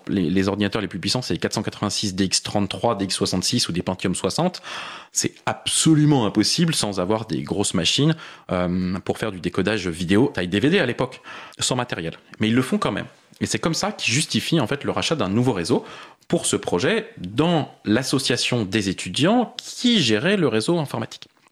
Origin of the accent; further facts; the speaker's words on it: Paris, Île-de-France, France; je suis parisien. J'ai vécu la plupart de ma vie à Paris